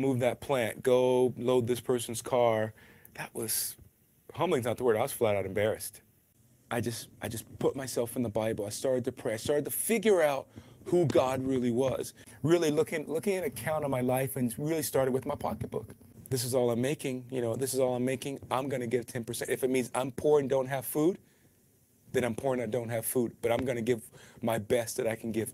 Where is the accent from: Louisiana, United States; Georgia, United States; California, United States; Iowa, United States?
Georgia, United States; Atlanta; moved away as an adult; also born or lived in Albuquerque / New Orleans; Grew up in Atlanta, Georgia